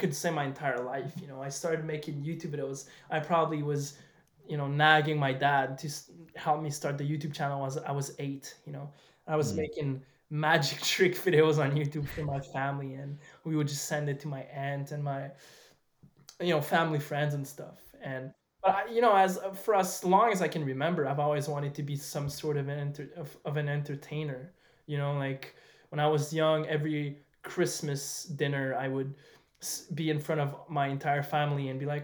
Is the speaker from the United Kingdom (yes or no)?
no; Montreal, Quebec, Canada; I'm from Montreal